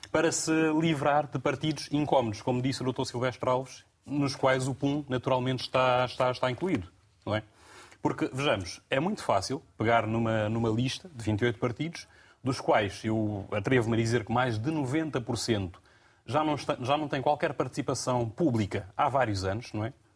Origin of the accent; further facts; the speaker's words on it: Guinea-Bissau; enquanto guineense